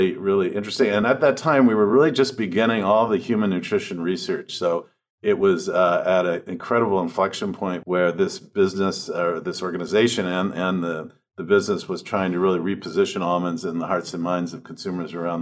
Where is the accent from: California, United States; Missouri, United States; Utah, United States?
California, United States; Los Angeles; moved away as an adult; also born or lived in New York / Venezuela / Brazil; I grew up in Los Angeles